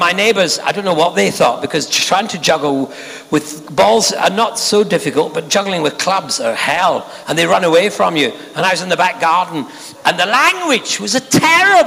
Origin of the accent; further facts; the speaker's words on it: Scotland, United Kingdom; I'm a Scotsman